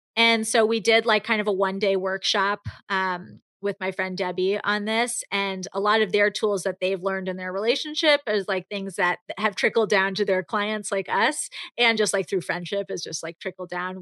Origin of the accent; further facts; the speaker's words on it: New York, United States; growing up in New York